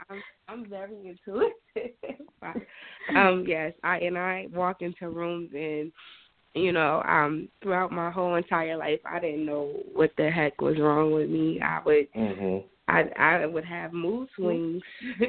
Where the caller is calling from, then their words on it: New Jersey, United States; I'm going from Jersey.